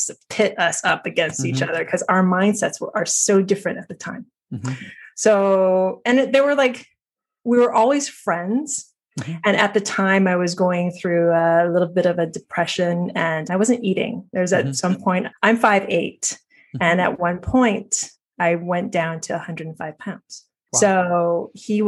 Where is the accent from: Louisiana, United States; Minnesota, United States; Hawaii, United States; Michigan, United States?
Hawaii, United States; moved away as an adult; also born or lived in New York / Maui; now in Tennessee, United States; I'm born and raised in Hawaii.